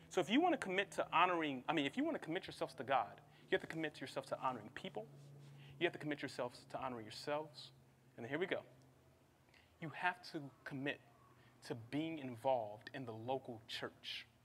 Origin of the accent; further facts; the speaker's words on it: Midwest, United States; I'm from the Midwest, please forgive me.